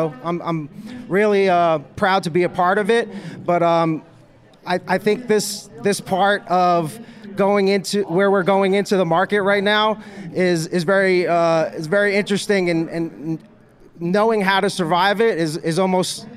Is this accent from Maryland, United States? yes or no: no; New York, United States; now in California, United States; I'm originally from New York